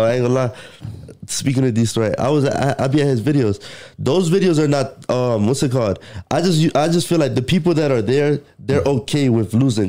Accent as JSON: {"language": "English", "region": "Florida", "country": "United States", "said": "I'm from Florida."}